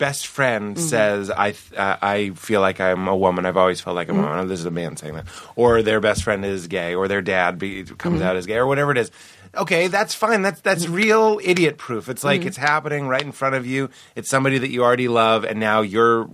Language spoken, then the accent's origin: English; Boston, Massachusetts, United States; I was raised in Boston.